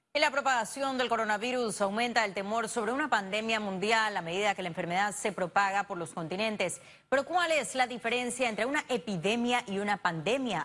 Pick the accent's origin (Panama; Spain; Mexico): Panama; nosotros como panameños responsables